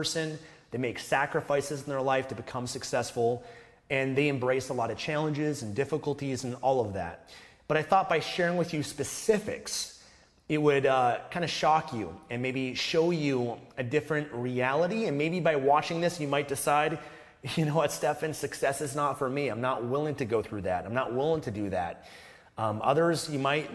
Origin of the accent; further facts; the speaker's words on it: Canada; I was born in Canada